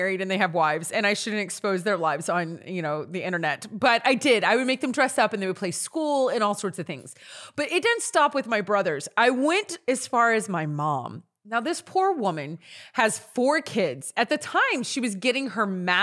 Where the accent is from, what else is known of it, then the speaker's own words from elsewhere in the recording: Natchitoches, Louisiana, United States; moved away; I grew up in Louisiana. We all know this, in a town called Natchitoches. It's North Louisiana.